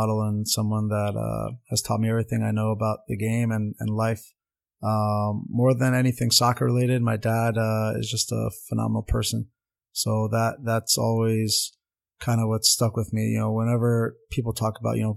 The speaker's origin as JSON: {"language": "English", "town": "Montvale", "region": "New Jersey", "country": "United States", "tie": "born or raised there", "first_language": "Armenian", "second_language": "English", "said": "I grew up in Montvale, New Jersey"}